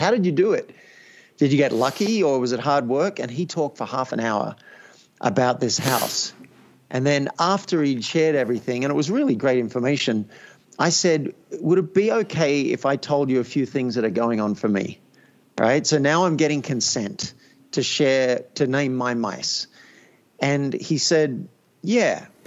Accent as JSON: {"language": "English", "country": "Australia", "tie": "born or raised there", "said": "I grew up in Australia"}